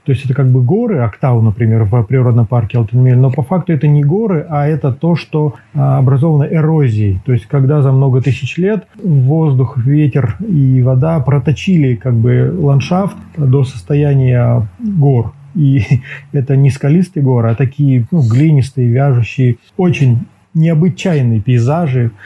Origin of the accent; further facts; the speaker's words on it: Almaty, Kazakhstan; Я коренной алматинец, да. Э, родился и вырос в Алматы